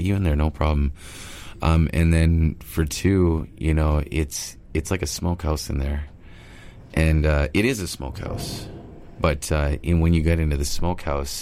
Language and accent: English; Stó:lō Nation, British Columbia, Canada; I'm from Stalo Nation. So river people, Stalo means river. So Stalo river people, and raised on salmon.